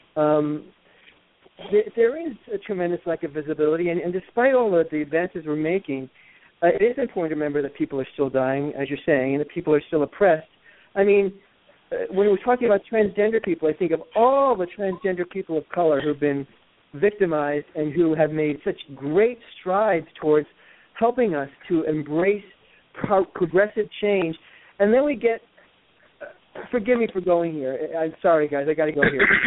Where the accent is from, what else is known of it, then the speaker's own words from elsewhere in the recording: New York, United States; moved away as an adult; also born or lived in Los Angeles; now in Connecticut, United States; I grew up in New York and the first 24 years of my life, and then the next 24 years I spent in Los Angeles, and then I moved back here to Connecticut in 2010